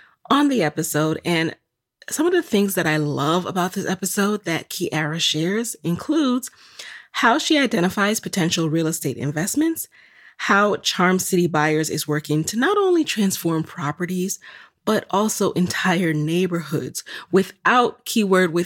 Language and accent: English; New York City, New York, United States; where I grew up in the Bronx